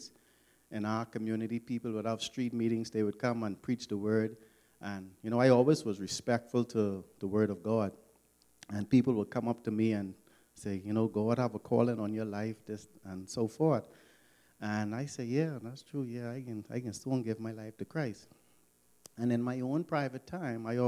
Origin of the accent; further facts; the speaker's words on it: Nassau, New Providence, Bahamas; I grew up in Nassau, Bahamas